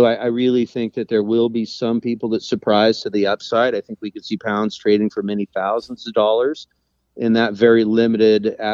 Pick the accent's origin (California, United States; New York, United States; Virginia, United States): California, United States; Eureka; moved away as an adult; now in Carpinteria, United States; I was born and raised in Humboldt. I was born in Eureka in the late 70s